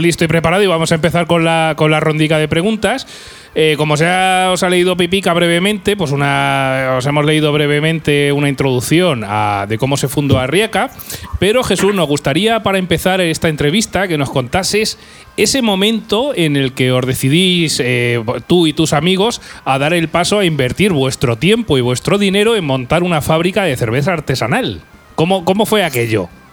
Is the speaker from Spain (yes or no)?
yes; Guadalajara, Castilla-La Mancha, Spain; now in Albacete, Spain; yo nací en Guadalajara hace ya unos cuantos años, muchos. Tengo toda mi familia allí.